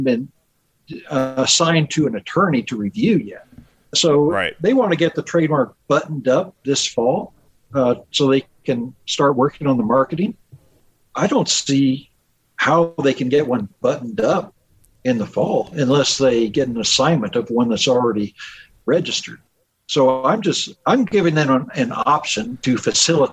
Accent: Indiana, United States; moved away; also born or lived in Seattle; I'm from Indiana.

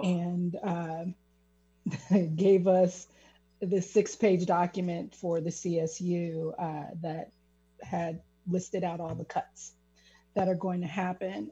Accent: Kansas City, Missouri, United States; I'm originally from Kansas City, Missouri. So that is a hyper segregated city. And uh, just growing up, it, you're very, very aware of race

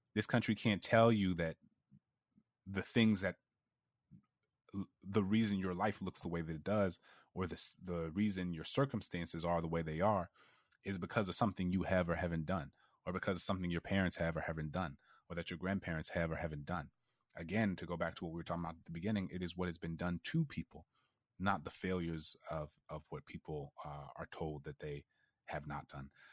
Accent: New Orleans, Louisiana, United States; I grew up in New Orleans

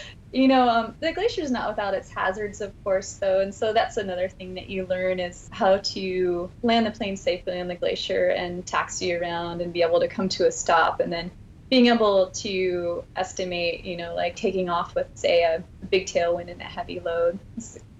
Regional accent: Alaska, United States; Growing up in Alaska

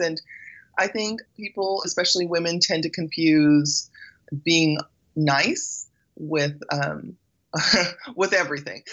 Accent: Belize; moved away; I was born in Belize

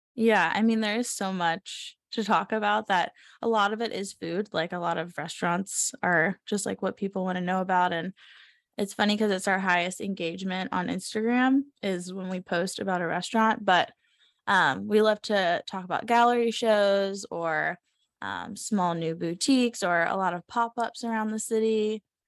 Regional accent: Savannah, Georgia, United States; moved away as an adult; we're both from the South. I'm from Savannah, Georgia, and he's from South Florida. So, um, I mean, we grew up in, like, a slower pace environment

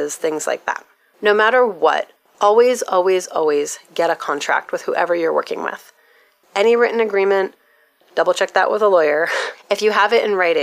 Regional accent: United States; my experience as an American

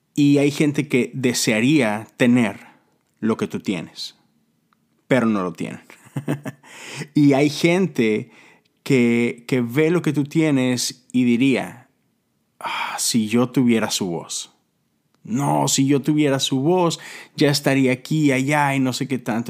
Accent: Monterrey, Nuevo León, Mexico; moved away; estuve en Monterrey, en mi, en mi tierra

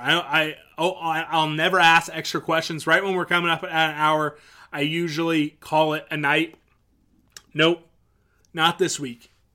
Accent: Topeka, Kansas, United States; I'm from Topeka.

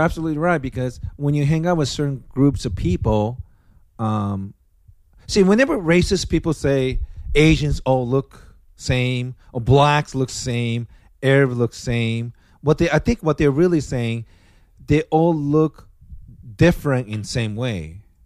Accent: Osaka, Japan; now in United States; my hometown, Osaka

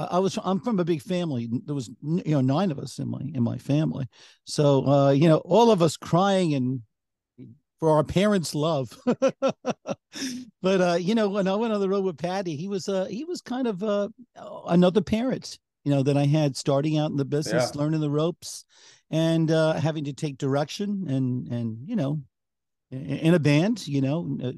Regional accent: Long Island, New York, United States; my experience growing up on Long Island.

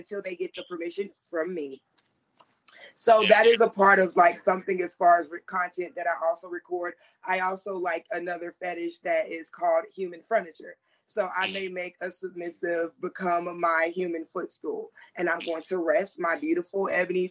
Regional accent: the Carolinas, United States; I'm from the Carolinas

